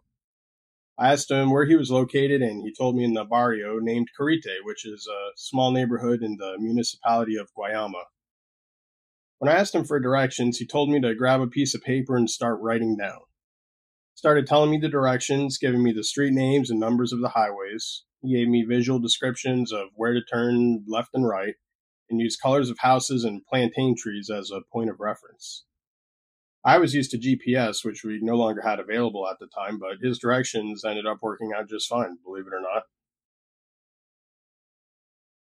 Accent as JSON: {"language": "English", "region": "Florida", "country": "United States", "also_born_or_lived": "Puerto Rico", "said": "decided to make the move back to my home state before the pandemic got into full swing"}